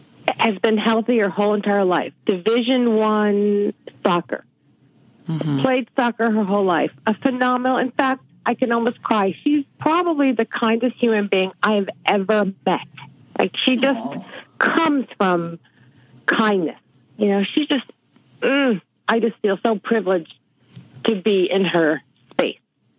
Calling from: Mill Valley, California, United States; I'm calling from Mill Valley, California.

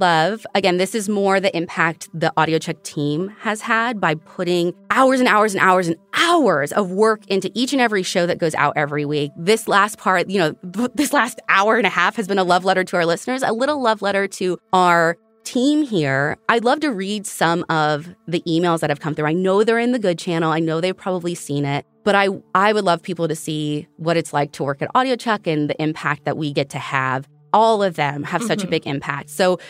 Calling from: Alberta, Canada; I am from Alberta, Canada.

